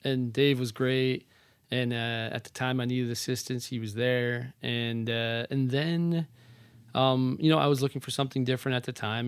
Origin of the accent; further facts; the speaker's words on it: Wanaque, New Jersey, United States; I grew up in northern New Jersey. Uh, my mom owned a dance studio. My dad was in sales, so a town called Wanakee, New Jersey